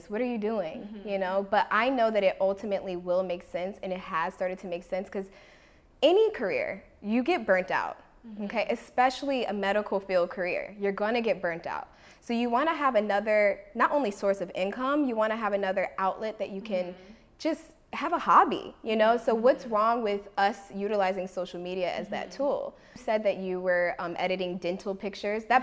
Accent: Washington, District of Columbia, United States; now in Los Angeles, United States; I came {S1} from Washington D.C. area, um, and I moved here with no family uh, to Los Angeles.

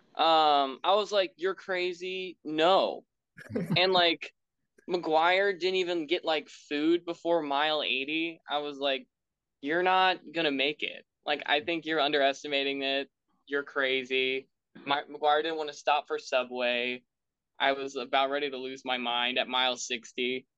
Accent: Bloomington, Indiana, United States; I'm from Bloomington

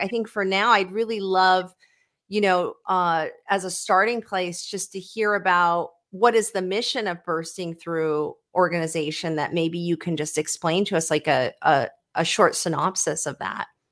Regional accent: Sacramento, California, United States; I was brought up in Sacramento

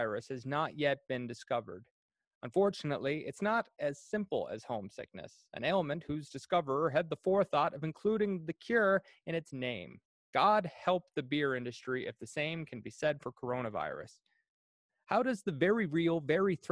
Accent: Cardigan, Prince Edward Island, Canada; moved away as an adult; I'm originally from Cardigan, Prince Edward Island, and I've been away on again, off again for about 6 years.

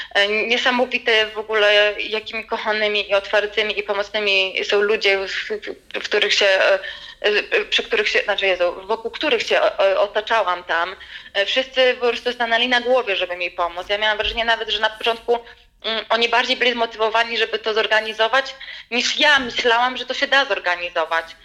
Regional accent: Poland; ja jestem z Polski

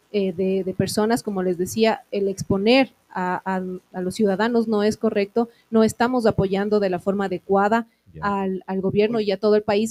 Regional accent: Ecuador; como ecuatorianos

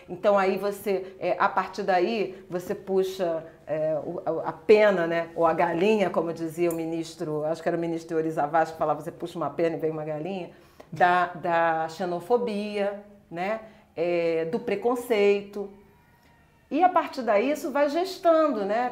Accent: Rio de Janeiro, Brazil; eu sou carioca, de Irajá, crescida em Irajá

